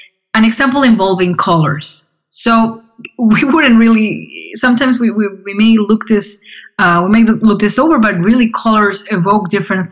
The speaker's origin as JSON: {"language": "English", "country": "Argentina", "said": "I'm from Argentina"}